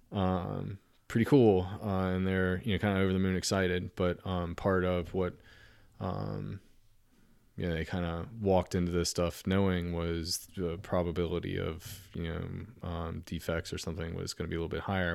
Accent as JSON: {"language": "English", "town": "Norfolk", "region": "Virginia", "country": "United States", "tie": "born or raised there", "said": "the house that I grew up in Norfolk, ninety-six thirty Hammond Parkway"}